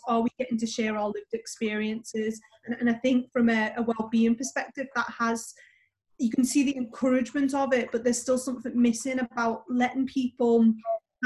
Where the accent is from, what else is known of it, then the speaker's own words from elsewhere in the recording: Liverpool, North West England, United Kingdom; now in London, United Kingdom; I was raised in Liverpool, which was white